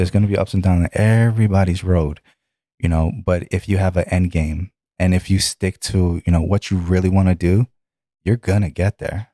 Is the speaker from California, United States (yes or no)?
no; New York City, New York, United States; also born or lived in Bronx, New York; Bronx, New York. Uh, born in Bronx and then, uh, moved to Brooklyn. And then that's where I spend the majority